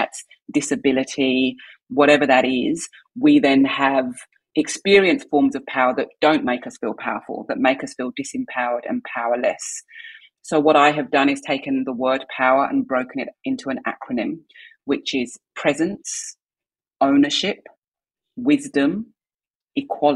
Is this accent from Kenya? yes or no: no; England, United Kingdom; moved away as an adult; also born or lived in London / Canberra; I'm from England